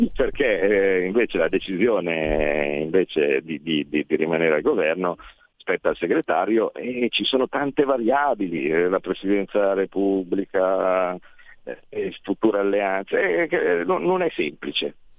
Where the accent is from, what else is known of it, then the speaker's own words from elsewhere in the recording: Como, Lombardy, Italy; vengo da Como